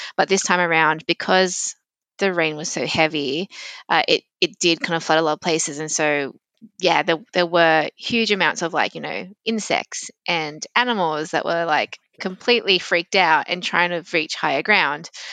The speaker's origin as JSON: {"language": "English", "town": "Sydney", "region": "New South Wales", "country": "Australia", "tie": "born or raised there", "accent": "very, very Australian", "said": "I've moved around, um, Sydney as I've grown up"}